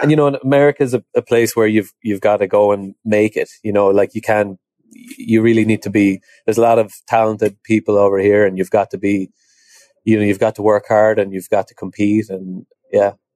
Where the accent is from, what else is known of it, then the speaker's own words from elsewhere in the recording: Ireland; moved away as an adult; also born or lived in Dublin, Ireland; now in United States; So I come from Ireland originally. Um, I grew up in a horse, horsey background, like a lot of people in Ireland do.